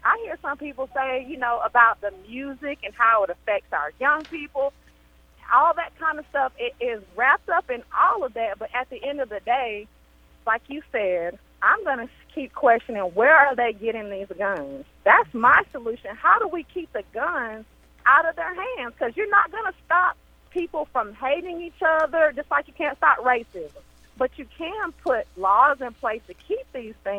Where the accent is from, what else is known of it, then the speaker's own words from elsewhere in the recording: Atlanta, Georgia, United States; I grew up in the South. I grew up in what they call the SWATs in Atlanta, Georgia